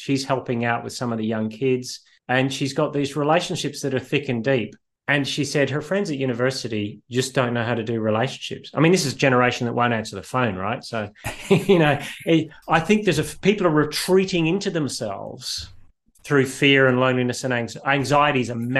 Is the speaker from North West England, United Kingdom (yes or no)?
no; Northern Ireland, United Kingdom; also born or lived in Australia; And I grew up in partly in Northern Ireland and partly in Australia.